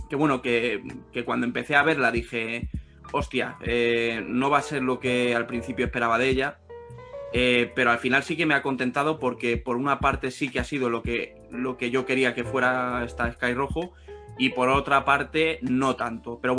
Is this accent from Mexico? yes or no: no; Spain; siendo española, que ya sabéis que, que yo soy un poco reacio a mm. todo el producto español